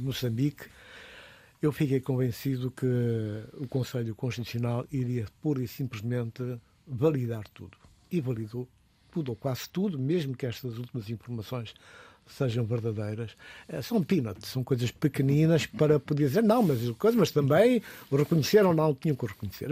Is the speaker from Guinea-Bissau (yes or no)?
yes; Guinea-Bissau; na minha terra, na Guiné-Bissau